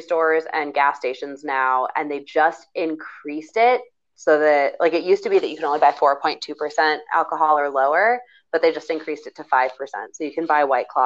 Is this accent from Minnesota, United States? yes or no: yes; Minnesota, United States; accent: Minnesotan; moved away; my Minnesotan accent